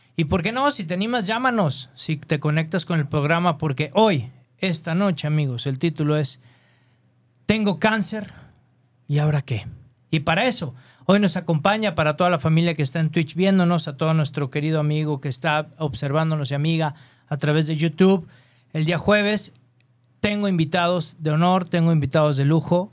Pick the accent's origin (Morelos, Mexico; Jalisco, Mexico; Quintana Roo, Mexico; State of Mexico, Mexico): Jalisco, Mexico; Guadalajara; Soy de Guadalajara.